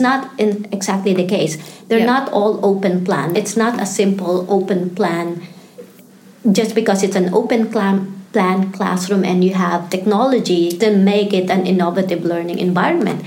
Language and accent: English; Philippines; moved away as an adult; also born or lived in Singapore; now in Melbourne, Australia; I was born and raised in the Philippines